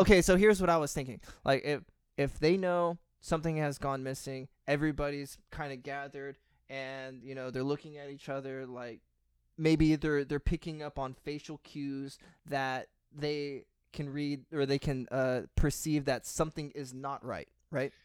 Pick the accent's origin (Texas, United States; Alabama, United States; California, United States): Texas, United States; growing up in Texas, and, I mean, geez, I grew up in a Hispanic family